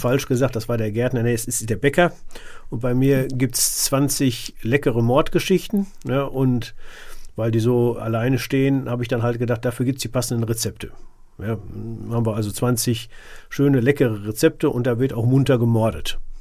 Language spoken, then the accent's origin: German; Sauerland, North Rhine-Westphalia, Germany; wo ich herkomme, das ist äh, äh tiefstes Sauerland